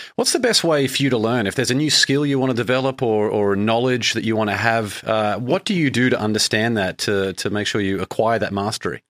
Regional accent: Brisbane, Queensland, Australia; moved away as an adult; now in Boston, United States; I moved from Brisbane in Australia, where I grew up for the first twenty-eight years of my life, over to Boston, Massachusetts

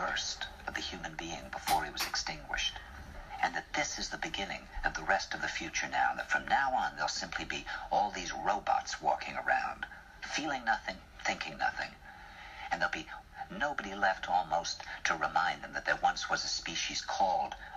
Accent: New York, United States; New York

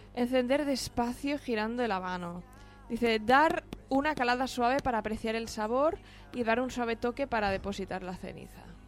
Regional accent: Vilanova i la Geltrú, Catalonia, Spain; soy de Vilanova

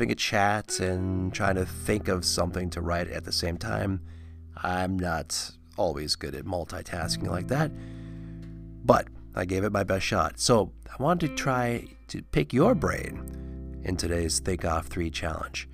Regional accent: Annandale, Minnesota, United States; I grew up in Annandale just down the road

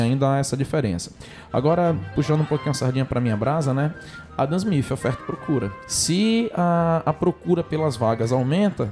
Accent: Amazonas, Brazil; Eu sou amazonense, sou nortista, tenho muito orgulho da minha terra

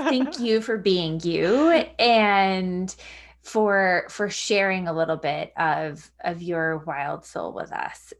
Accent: Long Island, New York, United States; moved away; I grew up on Long Island

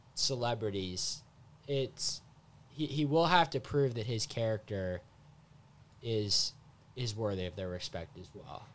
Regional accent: Seattle, Washington, United States; I'm from Seattle

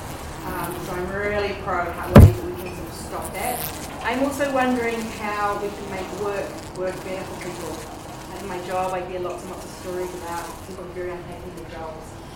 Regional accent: Auckland, New Zealand; moved away as an adult; now in Queenstown, New Zealand; I grew up in Auckland

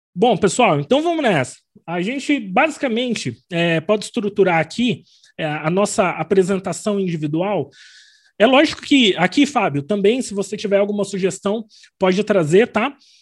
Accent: Arapongas, Paraná, Brazil; also born or lived in São Bernardo do Campo; now in Londrina, Brazil; eu nasci em São Bernardo do Campo, mas vim para o Paraná bem pequenininho, então eu me considero muito mais paranaense

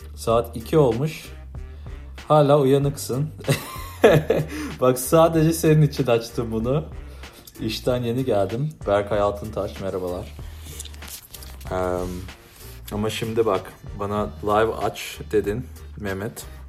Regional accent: United States; also born or lived in Istanbul, Turkey (parents' origin); burada doğdum, büyüdüm. Annem babam Türk

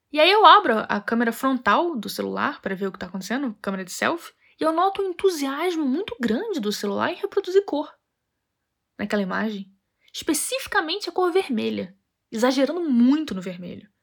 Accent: Rio de Janeiro, Brazil; moved away; also born or lived in Europe; sou carioca

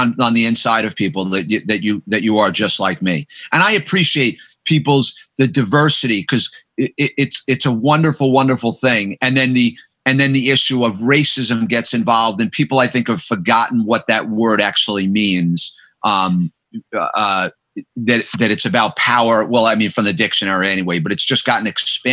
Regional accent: United States; I'm from the United States. That's just because where I was born

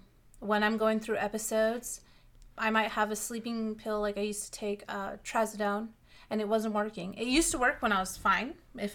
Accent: California, United States; Like, for me, I come from California. It's very sunny all the time and warm. So moving here, and there's actual seasons

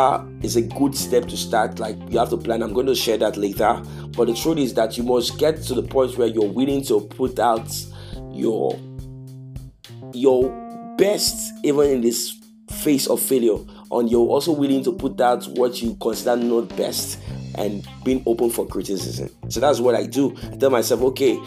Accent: Nigeria; I'm from Nigeria

